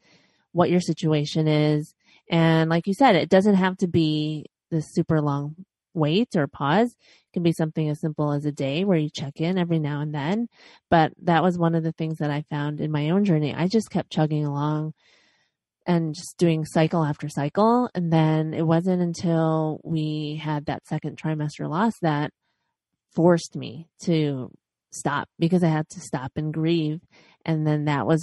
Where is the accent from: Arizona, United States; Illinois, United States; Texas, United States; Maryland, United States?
Illinois, United States; Chicago; born or raised there; now in Los Angeles, United States